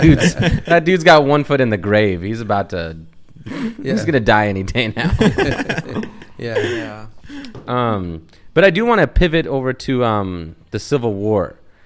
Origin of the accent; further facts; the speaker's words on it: United States; I'm American.